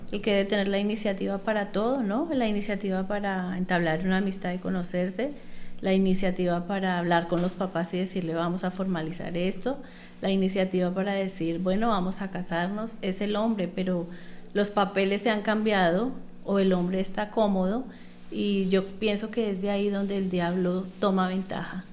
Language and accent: Spanish; Colombia; moved away as an adult; also born or lived in Panama